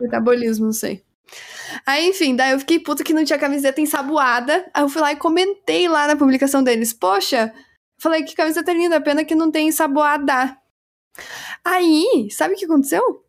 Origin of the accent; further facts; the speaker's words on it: Brazil; nós somos brasileiros